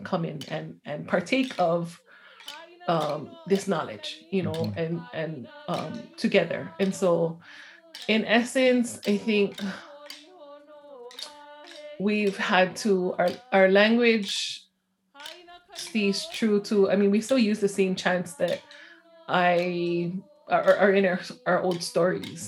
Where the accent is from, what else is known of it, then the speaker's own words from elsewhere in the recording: Honolulu, Hawaii, United States; I grew up on the, I guess now it's considered the capital, Honolulu, on the island of Oahu.